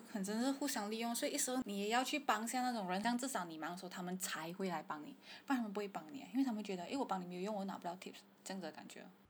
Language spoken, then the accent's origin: Chinese; Malaysia; 所以我们马来西亚人普通人通常是不会给 tips 的嘛